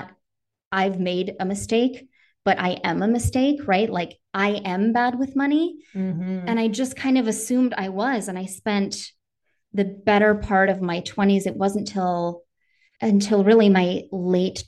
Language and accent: English; Northern Wisconsin, United States; I grew up in Northern Wisconsin.